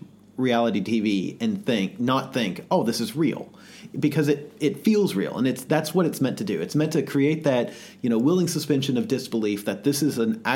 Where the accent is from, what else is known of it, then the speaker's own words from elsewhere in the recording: the South, United States; growing up in the South